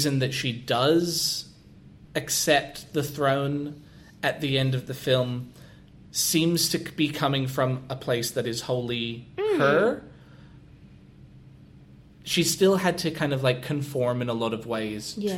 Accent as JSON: {"language": "English", "region": "Scotland", "country": "United Kingdom", "said": "as a Scotsman"}